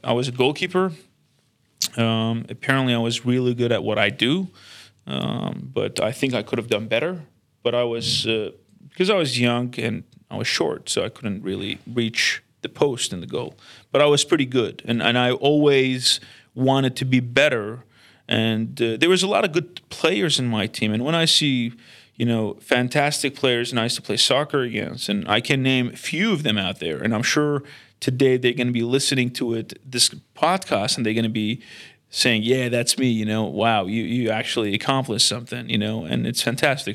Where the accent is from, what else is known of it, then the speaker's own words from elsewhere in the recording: Baghdad, Baghdad Governorate, Iraq; now in Sydney, Australia; We grew up in a in Baghdad uh, city